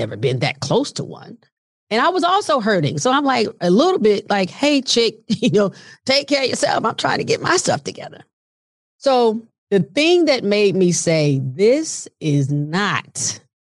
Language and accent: English; Montgomery, Alabama, United States; moved away; we were in Montgomery, Alabama at the time. That's where my parents lived primarily and love my hometown